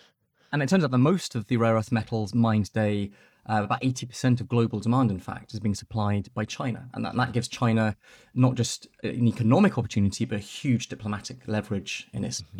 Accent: Nairobi, Kenya; I grew up in Nairobi in Kenya when my family was living overseas.

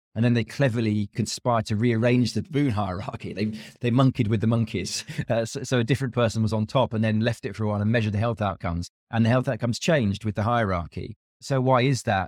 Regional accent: United Kingdom; being a Brit

